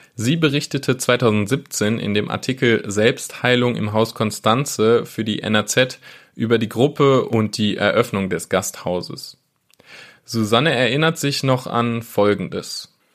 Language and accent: German; Wesel, North Rhine-Westphalia, Germany; moved away; Ich komme selbst ursprünglich aus Wesel